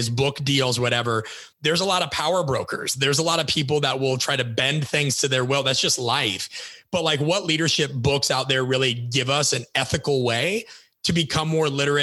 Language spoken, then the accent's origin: English; Midwest, United States; I grew up in the Midwest